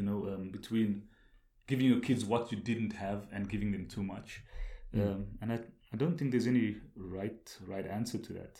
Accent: South Africa; moved away; So yeah, especially growing up in South Africa. And as I told you, growing up in a poor community

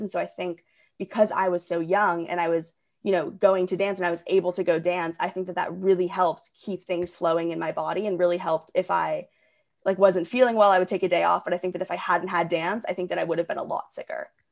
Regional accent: Portland, Oregon, United States; moved away as an adult; also born or lived in Ridgefield, Connecticut; now in Orange County, California, United States; I was actually born in Ridgefield, Connecticut, and then my family and I moved to Portland, Oregon when I was about seven or eight. And so that's basically where I would consider growing up, you know, 'cause most of my childhood was there.

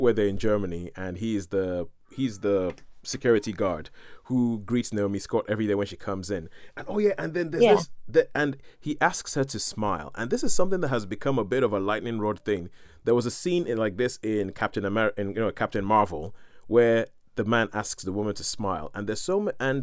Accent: Nigeria; because I'm Nigerian

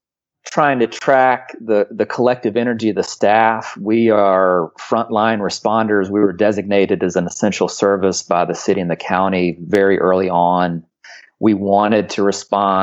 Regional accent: Charlotte, North Carolina, United States; now in Asheville, United States; I grew up in Charlotte

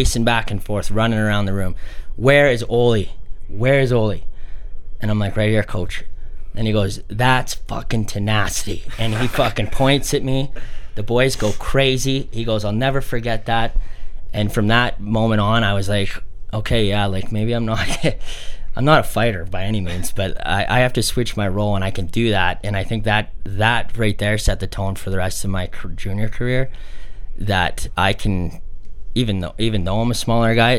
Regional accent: Calgary, Alberta, Canada; Growing up in Calgary

